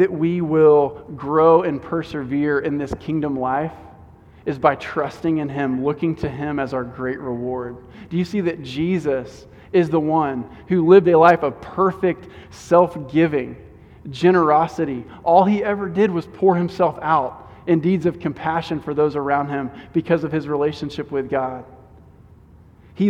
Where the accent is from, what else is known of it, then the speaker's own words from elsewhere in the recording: Houston, Texas, United States; as an American, as a Houstonian